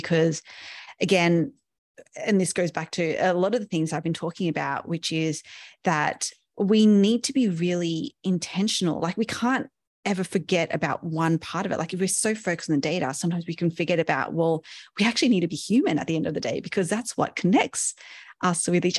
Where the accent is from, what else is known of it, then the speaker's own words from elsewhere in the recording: Sydney, New South Wales, Australia; I'm Asian by, you know, birth and not so much upbringing. I was brought up in Sydney in Australia, so a Western culture